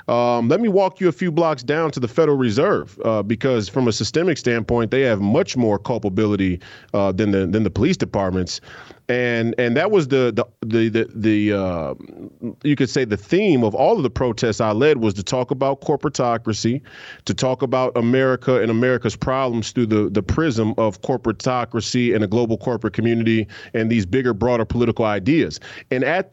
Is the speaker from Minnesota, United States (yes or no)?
yes; Minneapolis, Minnesota, United States; I'm from Minneapolis. I was born and raised here, and I lived here most of my life